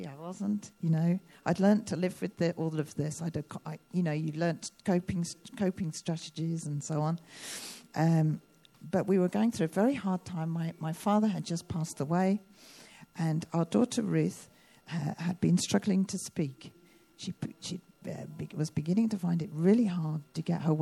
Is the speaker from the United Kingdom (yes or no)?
yes; United Kingdom; I'm a Brit